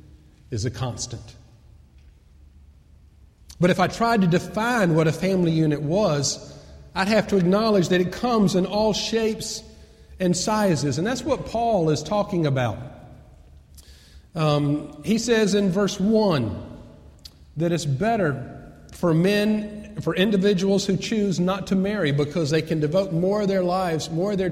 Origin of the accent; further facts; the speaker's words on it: Atlanta, Georgia, United States; I grew up in Atlanta